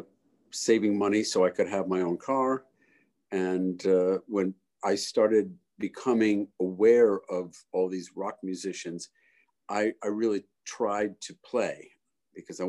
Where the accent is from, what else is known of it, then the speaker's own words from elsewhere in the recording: Elmira, New York, United States; I opened a shop in my hometown of Elmira, New York